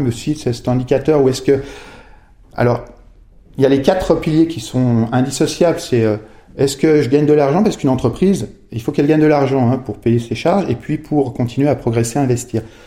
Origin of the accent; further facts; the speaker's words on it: Megève, Auvergne-Rhône-Alpes, France; je suis né au village, dans un, magnifique village euh, de Haute-Savoie qui s'appelle Megève, et j'ai un parcours assez traditionnel d'enfant qui, qui a grandi dans un village